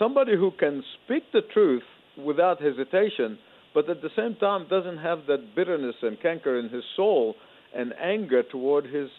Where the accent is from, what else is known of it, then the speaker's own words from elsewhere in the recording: Egypt; moved away; as a boy growing up in Egypt under socialist dictatorship